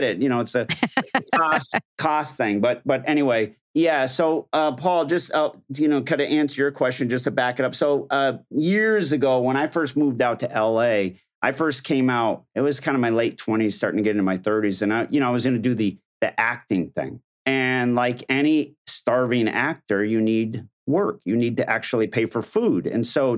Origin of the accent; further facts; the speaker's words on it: Somers, Connecticut, United States; little town, Somers, Connecticut. No, so New England. Yeah, we were really close to Boston